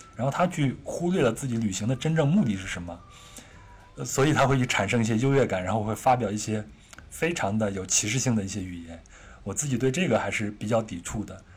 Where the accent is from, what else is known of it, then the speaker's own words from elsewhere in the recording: China; 我们都是中国人